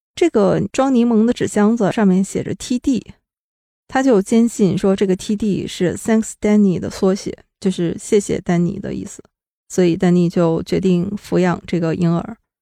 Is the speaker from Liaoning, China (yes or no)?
yes; Shenyang, Liaoning, China; moved away; 真真正正的就是沈阳老乡